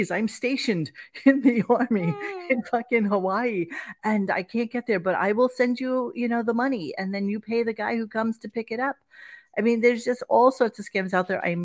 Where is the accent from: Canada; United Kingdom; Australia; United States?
Canada; I was like, Dad, we're fucking Canadian.